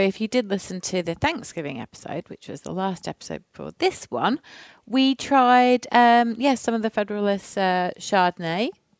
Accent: near the Pennines, the north of England, United Kingdom; moved away; I'm from England, as we all as the people know, but I'm actually from the north of England in a hilly part near the Pennines. So it does get really bitterly cold in the winter.

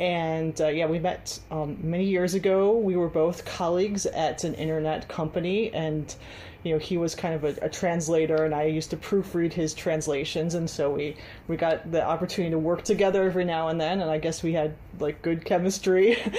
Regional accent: Cleveland, Ohio, United States; moved away as an adult; now in Hangzhou, China; I'm originally from Cleveland, Ohio in the U.S., and I've been in China for like over a decade. I first came to China actually in 1999

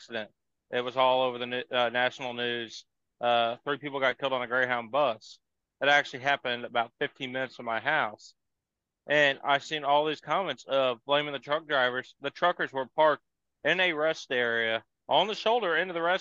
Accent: St. Louis, Missouri, United States; I'm from St. Louis. People give us St. Louis drivers crap

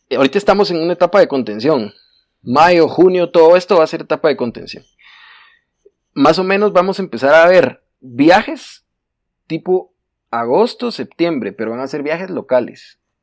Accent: Guatemala; En Guatemala Guate no estamos acostumbrados a planificar

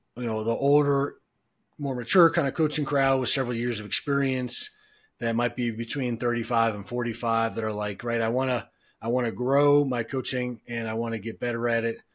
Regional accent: Cleveland, Ohio, United States; now in Denver, United States; I'm from Cleveland

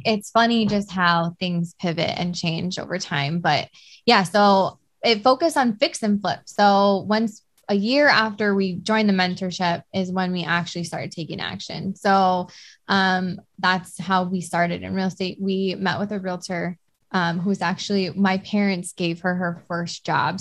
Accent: Hawaii, United States; born or raised there

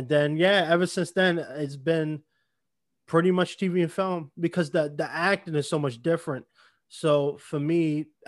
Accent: New York City, New York, United States; also born or lived in Bronx, New York; I'm from New York, born and raised too

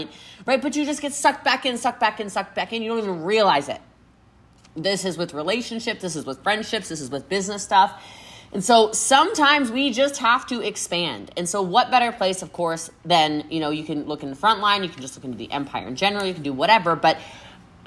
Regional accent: Frederick County, Maryland, United States; moved away; I'm from a really small town. I'm from Frederick County, Maryland

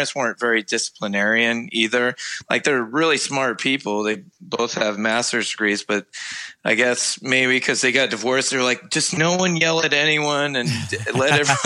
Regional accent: Englewood, Ohio, United States; moved away as an adult; also born or lived in Chicago; now in Charlotte, United States; I grew up outside of Dayton in a little town called Inglewood, Ohio.

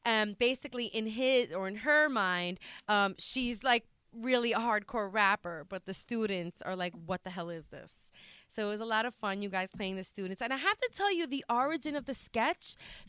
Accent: New York City, New York, United States; my elementary school growing up in South Brooklyn.

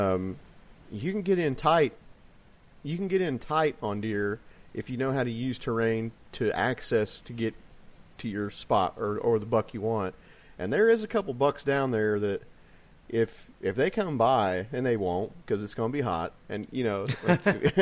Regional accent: Illinois, United States; growing up in Illinois

